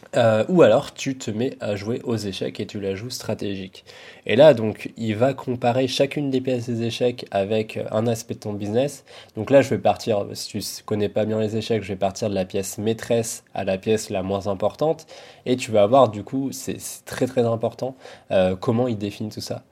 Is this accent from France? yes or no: yes; France; nous, en tant que Français